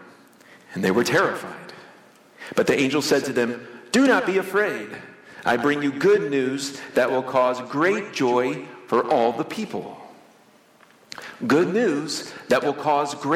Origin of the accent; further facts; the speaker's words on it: Florida, United States; When I was a kid growing up in Florida, my parents took the family to Disney World. We lived in Florida, close to Orlando